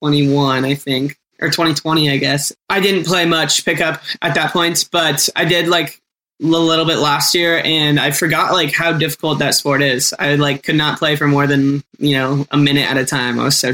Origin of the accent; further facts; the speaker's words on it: Aliso Viejo, California, United States; So there's this place in my hometown called Zen. It's Zen Sushi. It's in Aliso Viejo.